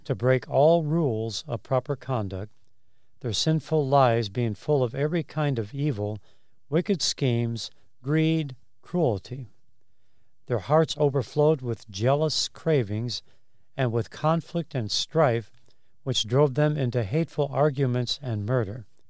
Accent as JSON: {"language": "English", "town": "Chicago", "region": "Illinois", "country": "United States", "tie": "born or raised there", "said": "I grew up in Chicago"}